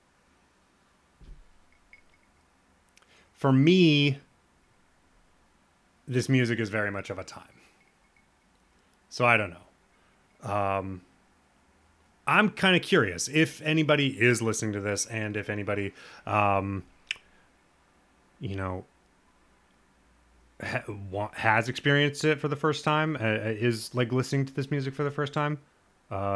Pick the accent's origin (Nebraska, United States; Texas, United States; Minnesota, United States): Nebraska, United States; Lincoln; I was born in Lincoln, Nebraska, which is the next town over.